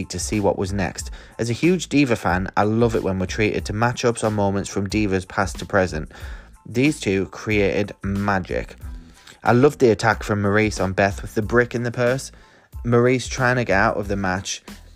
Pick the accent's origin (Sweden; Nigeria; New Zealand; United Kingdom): United Kingdom; the north of England; accent: Northern English; my Northern English accent